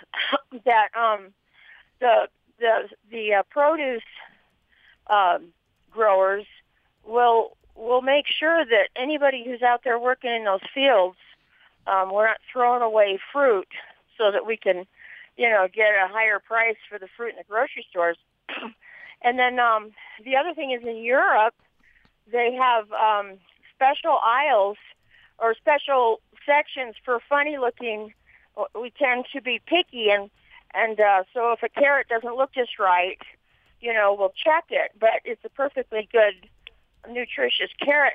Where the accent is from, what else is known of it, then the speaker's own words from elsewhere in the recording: Southern California, United States; now in Vernal, United States; I'm out in Vernal, but I grew up in Southern California